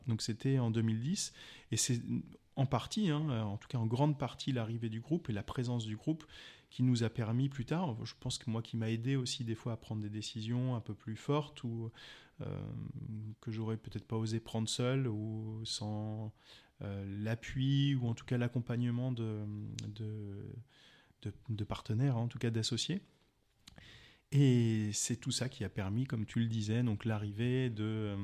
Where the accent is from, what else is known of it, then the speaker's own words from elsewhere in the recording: Alsace, Grand Est, France; moved away as an adult; also born or lived in Strasbourg; now in Montpellier, France; je viens d'Alsace, j'ai commencé mes études de droit à Strasbourg et je les ai terminées en arrivant sur Montpellier en 2001-2002